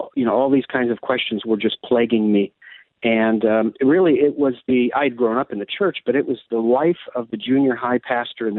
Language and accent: English; Akron, Ohio, United States; moved away as an adult; also born or lived in Russia; I'm actually originally from Akron, Ohio, of Serbian descent